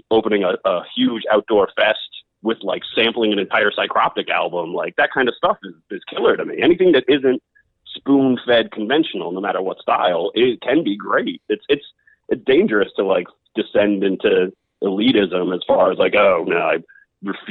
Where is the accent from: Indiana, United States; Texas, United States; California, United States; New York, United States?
New York, United States; I'm from New York.